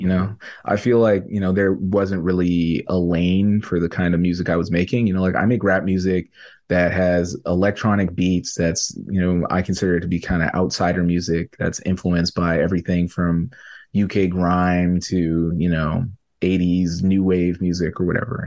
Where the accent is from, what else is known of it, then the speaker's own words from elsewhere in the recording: Canada; I'm a Canadian artist